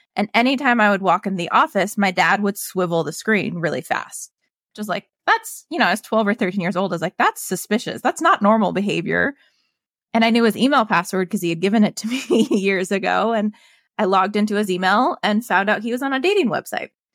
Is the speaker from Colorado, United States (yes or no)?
yes; Evergreen, Colorado, United States; I grew up in Evergreen